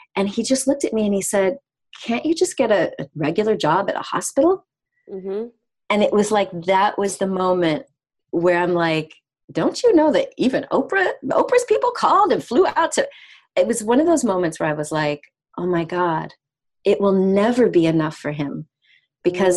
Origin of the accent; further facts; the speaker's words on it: United States; moved away as an adult; also born or lived in South of France / British Guiana (mother's origin); now in France; I'm American. I've been living in the south of France for the last 7.5 years